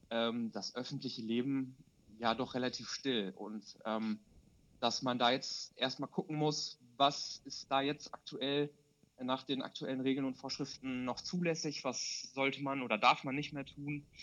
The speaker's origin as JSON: {"language": "German", "region": "North Rhine-Westphalia", "country": "Germany", "tie": "born or raised there", "said": "zu der Zeit habe ich halt noch in Bielefeld studiert und habe halt auch noch in meiner Heimat, äh, ist die Nachbarstadt von Bielefeld, äh, gewohnt."}